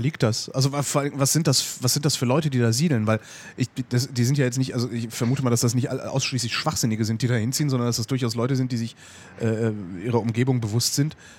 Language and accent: German; Germany; hier bei uns in Deutschland